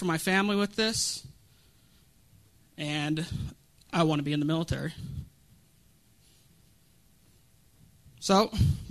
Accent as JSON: {"language": "English", "region": "Colorado", "country": "United States", "tie": "born or raised there", "said": "I'm from Colorado."}